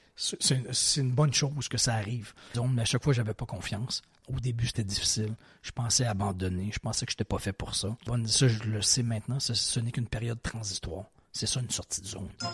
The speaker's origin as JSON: {"language": "French", "town": "Quebec City", "region": "Quebec", "country": "Canada", "tie": "born or raised there", "also_born_or_lived": "Provence / Ontario / Montreal", "said": "j'ai évolué la grande majorité, euh, partie de ma vie à Québec, dans la ville de Québec, au Québec, mais j'habitais, je, retourne très loin dans mon enfance, mais de 2 à 4 ans en Provence"}